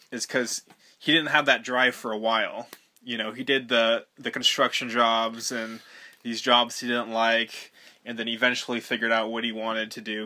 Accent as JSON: {"language": "English", "town": "Malibu", "region": "California", "country": "United States", "tie": "born or raised there", "also_born_or_lived": "Highland Park, Los Angeles", "moved": "as an adult"}